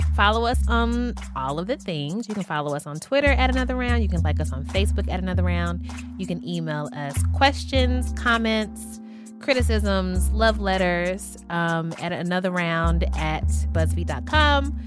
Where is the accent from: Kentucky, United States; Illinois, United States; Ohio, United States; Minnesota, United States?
Kentucky, United States; Louisville; I'm from Louisville, Kentucky